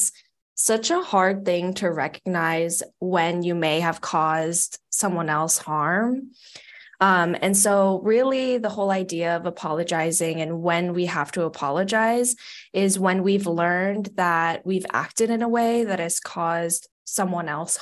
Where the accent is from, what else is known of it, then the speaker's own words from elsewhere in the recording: Hawaii, United States; moved away; I'm from Hawaii, like don't know how to drive in snow